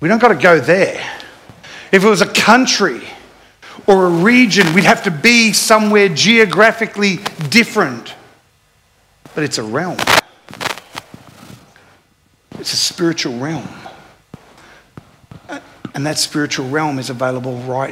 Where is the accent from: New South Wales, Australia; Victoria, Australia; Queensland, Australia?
Queensland, Australia; Jimboomba; when we grew up in Jimboom